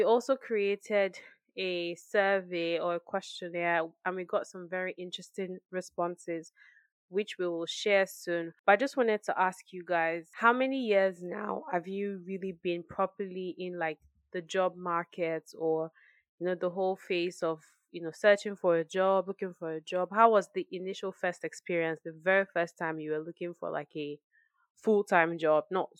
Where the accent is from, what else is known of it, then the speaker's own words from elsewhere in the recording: Nigeria; But it's almost like you finish as a Nigerian and then you're just thrown into the job market